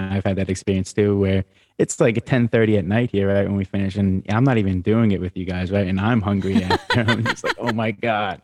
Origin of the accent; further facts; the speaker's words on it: New York, United States; being a male growing up in New York